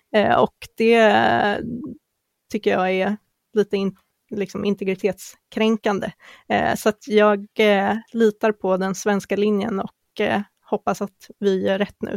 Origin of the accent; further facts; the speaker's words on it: Sweden; som vi svenskar kanske inte riktigt är